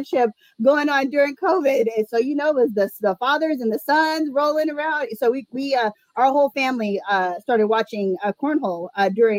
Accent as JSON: {"language": "English", "town": "Phoenix", "region": "Arizona", "country": "United States", "tie": "born or raised there", "said": "I'm born and raised in Arizona, Phoenix native."}